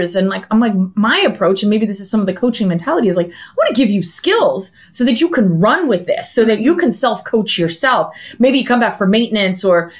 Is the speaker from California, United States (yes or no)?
no; suburbs of Philadelphia, Pennsylvania, United States; now in San Diego, United States; I'm from Pennsylvania, actually, suburbs of Philadelphia